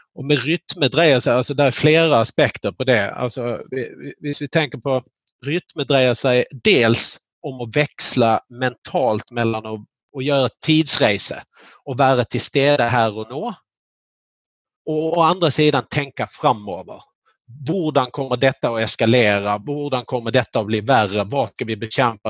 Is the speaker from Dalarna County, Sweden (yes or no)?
no; Skåne, Sweden; jag är flatlänning från Skåne.